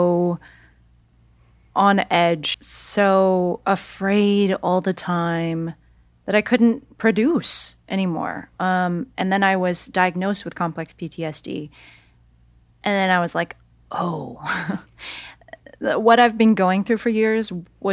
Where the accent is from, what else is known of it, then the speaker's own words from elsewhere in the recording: San Jose, California, United States; moved away; I went back to San Jose, California, my hometown.